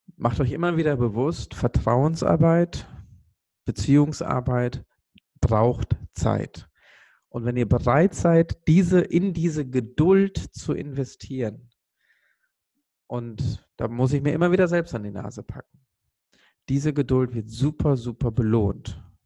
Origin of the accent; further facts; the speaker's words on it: Sri Lanka; moved away; ich komme ursprünglich aus Sri Lanka